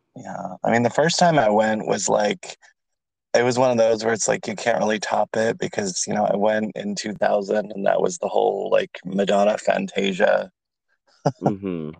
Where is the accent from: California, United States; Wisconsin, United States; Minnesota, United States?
California, United States; now in Atlanta, United States; I'm in Atlanta, so I'm from California.